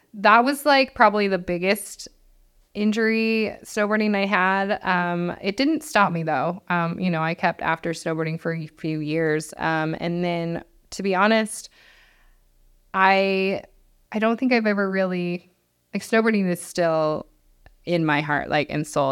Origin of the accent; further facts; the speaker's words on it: Mammoth Lakes, California, United States; I grew up in Mammoth Lakes. I graduated from Mammoth High School